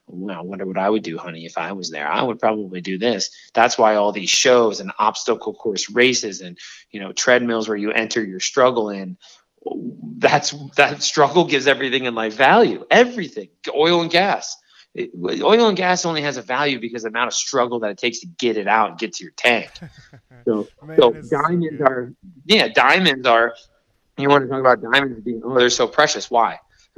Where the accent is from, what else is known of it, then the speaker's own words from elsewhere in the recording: Miami, Florida, United States; But now I grew up in Liberty City and I had nothing. I was killed with gang violence and all these things and overcame.